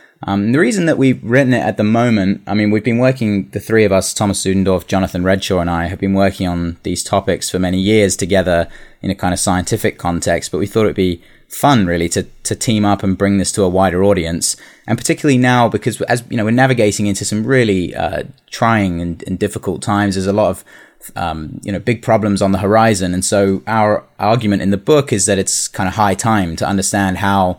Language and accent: English; Singapore; also born or lived in London; So I'm originally from London. I don't know if you can tell from the accent, but I grew up in Singapore.